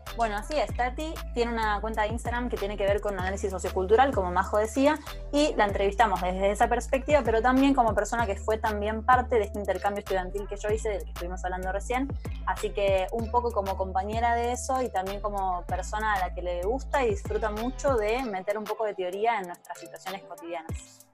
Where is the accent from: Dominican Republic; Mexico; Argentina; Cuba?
Argentina